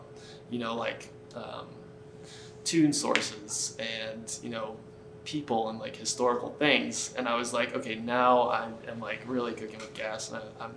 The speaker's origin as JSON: {"language": "English", "region": "Connecticut", "country": "United States", "tie": "born or raised there", "said": "I grew up in Connecticut"}